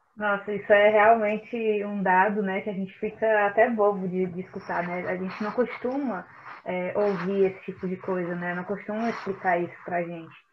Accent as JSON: {"language": "Portuguese", "country": "Brazil", "said": "nós, enquanto brasileiros"}